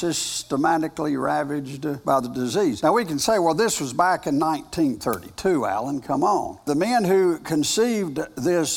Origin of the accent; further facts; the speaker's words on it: United States; I am an American. I'm proud of being an American